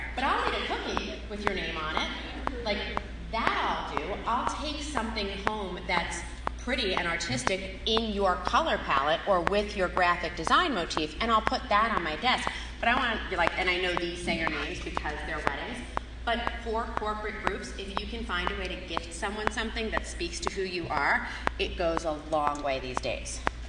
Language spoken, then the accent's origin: English; Long Island, New York, United States; I'm from New York originally. You probably couldn't tell because most people hear me talk and they're like, oh, it's not. I'm actually from Long Island. But I wasn't raised in that environment.